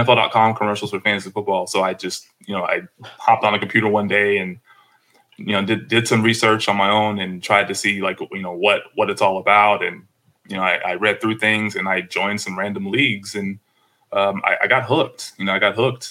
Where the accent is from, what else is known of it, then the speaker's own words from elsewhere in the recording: Dallas, Texas, United States; we're both from Dallas